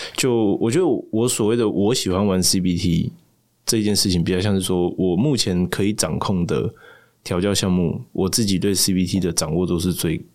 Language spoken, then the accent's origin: Chinese; Tainan, Taiwan; 我台南人